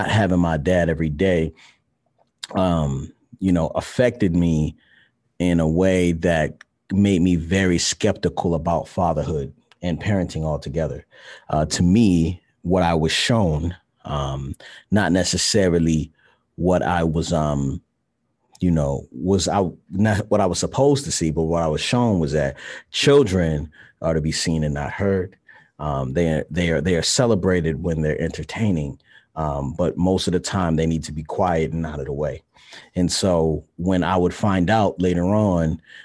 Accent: Baltimore, Maryland, United States; I'm from Baltimore, Maryland

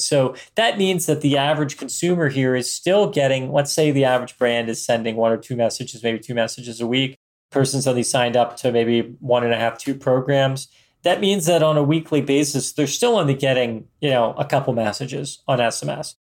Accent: Philadelphia, Pennsylvania, United States; We're both from Philadelphia area

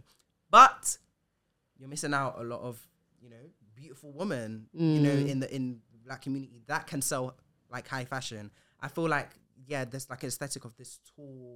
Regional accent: Ghana; I didn't say the because I'm Ghanaian

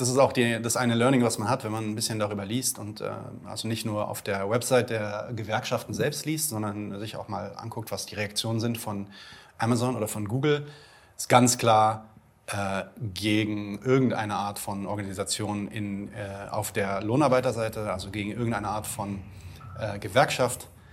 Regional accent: Germany; bei uns in Deutschland

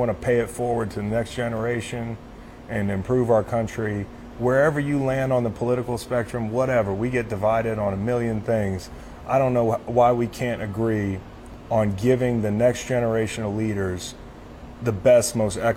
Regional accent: Charlottesville, Virginia, United States; my hometown of Charlottesville

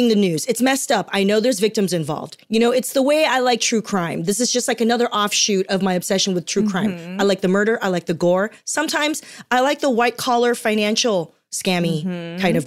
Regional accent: Torrance, California, United States; also born or lived in Taiwan; I was born in Taiwan, but I grew up in Torrance down here in Los Angeles

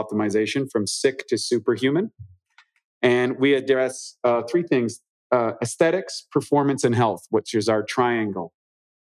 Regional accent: New Brunswick, Canada; moved away; also born or lived in Vancouver; grew up literally on the opposite sides of the river in New Brunswick. He grew up in the French area. I grew up in the English area

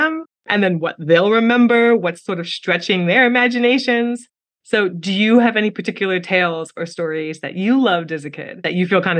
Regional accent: New York, United States; I grew up in New York

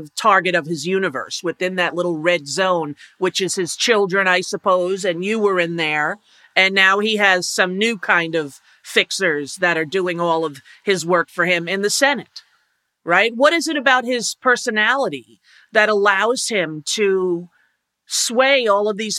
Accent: Long Island, New York, United States; all the people I grew up with on Long Island

